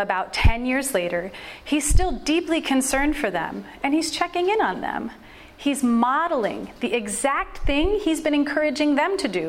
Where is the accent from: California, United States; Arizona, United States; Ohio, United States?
California, United States; moved away; I grew up mostly in California